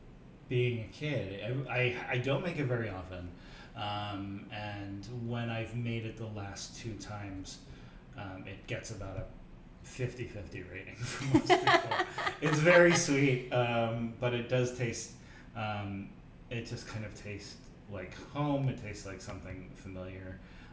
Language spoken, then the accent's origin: English; Midwest, United States; I am a Midwesterner.